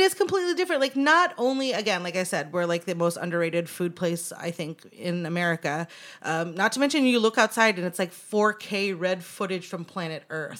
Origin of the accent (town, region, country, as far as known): Anchorage, Alaska, United States; born or raised there; now in Los Angeles, United States